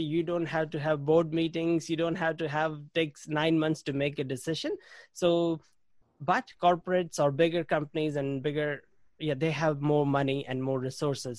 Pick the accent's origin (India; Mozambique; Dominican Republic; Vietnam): India; moved away as an adult; now in New Zealand; I grew up in India and I studied computer science